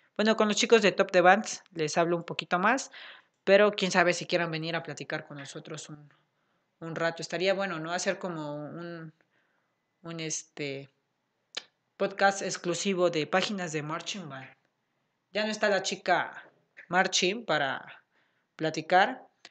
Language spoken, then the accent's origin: Spanish; Puebla, Mexico; aquí en Puebla porque, pues porque somos de Puebla